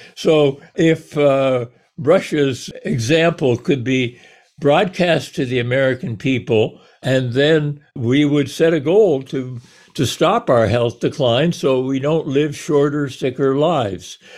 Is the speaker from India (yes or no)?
no; Canada; now in United States; I was born in Canada. I chose to ca-, to come down here